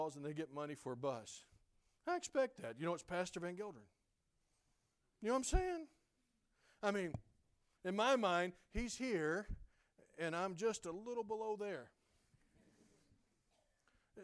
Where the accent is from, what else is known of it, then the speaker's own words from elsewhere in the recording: South Carolina, United States; I'm a hick. I grew up in South Carolina.